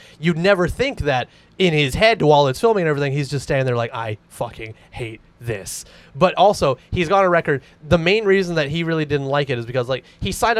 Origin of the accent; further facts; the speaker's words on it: Canada; We're Canadian